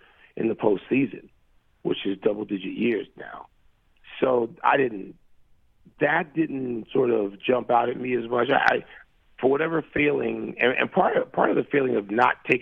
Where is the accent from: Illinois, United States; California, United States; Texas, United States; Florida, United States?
Illinois, United States; Chicago; we grew up in Chicago at the same time